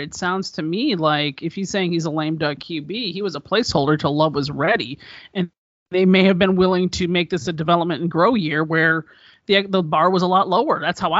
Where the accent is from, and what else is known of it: Green Bay, Wisconsin, United States; born or raised there